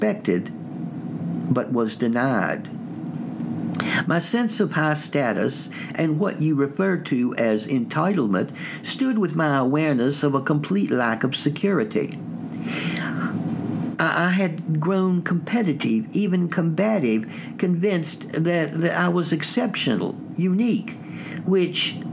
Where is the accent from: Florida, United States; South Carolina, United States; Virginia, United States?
Virginia, United States; Staunton; I'm from Stanton, Virginia, and, this was located in the Shenandoah Valley